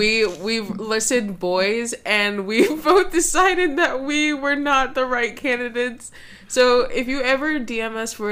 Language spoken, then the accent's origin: English; New York, United States; also born or lived in Texas; No, I'm not a Southern girl at all, if you could tell. I'm actually from New York.